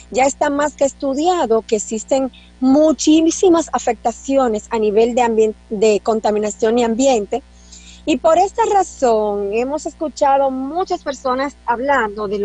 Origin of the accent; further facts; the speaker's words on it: Dominican Republic; El dominicano tiene la creencia usted que es dominicano, doctor, que somos hijos del Padre, que no es mentira, y que estamos protegidos